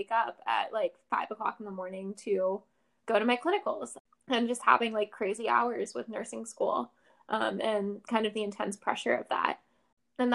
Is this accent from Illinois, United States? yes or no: no; North Carolina, United States; moved away as an adult; also born or lived in Pennsylvania; I grew up in North Carolina